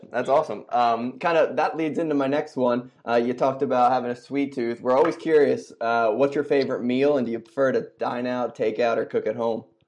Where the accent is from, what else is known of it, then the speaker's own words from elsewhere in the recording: Philadelphia, Pennsylvania, United States; I'm from Philly